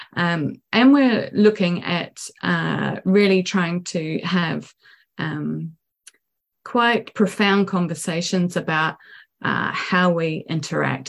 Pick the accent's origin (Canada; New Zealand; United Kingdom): New Zealand; moved away as an adult; also born or lived in New York